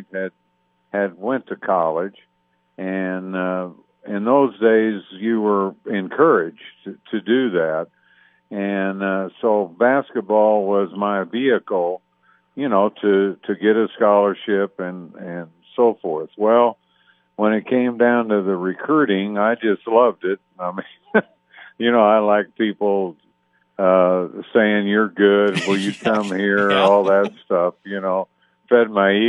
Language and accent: English; Evansville, Indiana, United States; my life growing up in Evansville